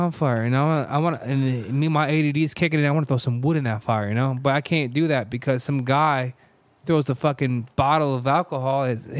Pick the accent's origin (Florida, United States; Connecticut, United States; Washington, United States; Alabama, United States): Connecticut, United States; Manchester; I'm from Manchester. He's from South Windsor. We never liked each other. Our towns, they hate each other.